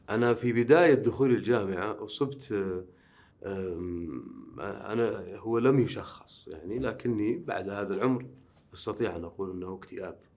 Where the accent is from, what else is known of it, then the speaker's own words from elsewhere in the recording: Riyadh, Riyadh Province, Saudi Arabia; أما بالنسبة لي فأنا مولود بالرياض ولا أبالغ إذا قلت أنني لا أرى تميزا في حياتي عن غيري يعني أنا ولدت وعشت مثلي مثل أي آه، يعني أي آه، شاب مثلا سعودي